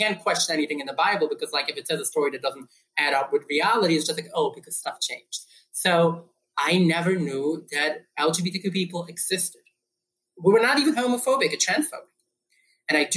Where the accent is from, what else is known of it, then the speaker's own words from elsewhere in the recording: New York City, New York, United States; I grew up in New York City